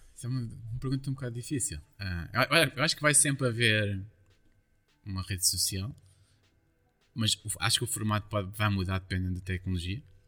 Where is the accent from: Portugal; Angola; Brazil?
Portugal; Lourinhã, Lisbon; also born or lived in Caldas da Rainha; existe uma terra perto da minha, de onde eu nasci, que se chama Marteleira